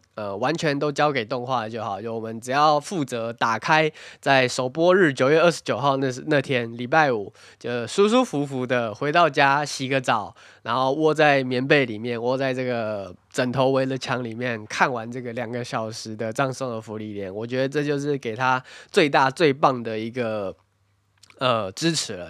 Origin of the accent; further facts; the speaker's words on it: Taiwan; moved away; 身为一个台湾人